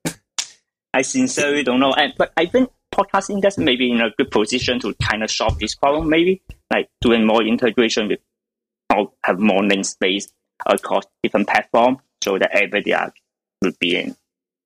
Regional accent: China; moved away; I'm from China, so I still have some connection there

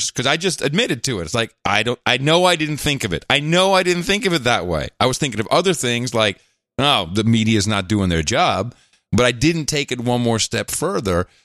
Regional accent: New Jersey, United States; I grew up with cops in Jersey and firemen

